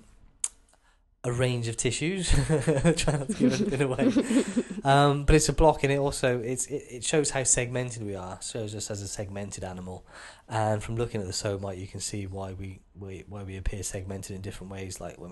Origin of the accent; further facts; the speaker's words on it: United Kingdom; as British people